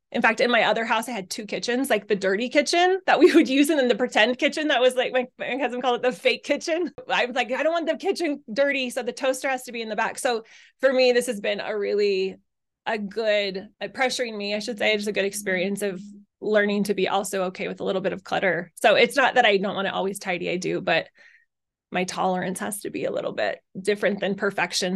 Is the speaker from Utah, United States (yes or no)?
yes; Utah, United States; moved away as an adult; also born or lived in Arizona; I was raised in Utah